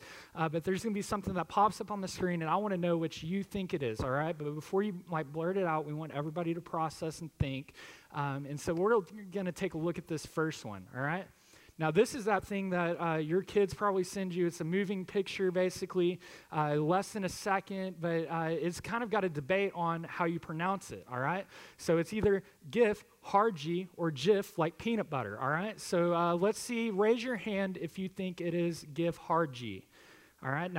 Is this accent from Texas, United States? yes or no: yes; Harmony, Texas, United States; I grew up in Harmony, and just having the honor and privilege to come back home